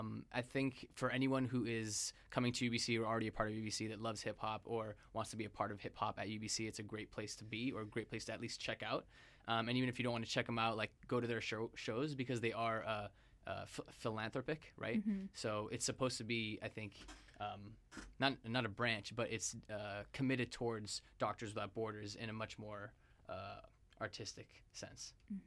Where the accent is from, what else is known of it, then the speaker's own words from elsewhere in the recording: Zambia; moved away as an adult; now in Vancouver, Canada; I came from a ways away. I came from Zambia, and I came into first year residence, and you know, I didn't know anybody, I didn't know anything about Canada at all